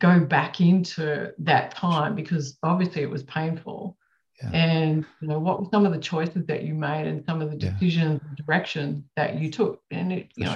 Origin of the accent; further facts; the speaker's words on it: Australia; I'm from Australia.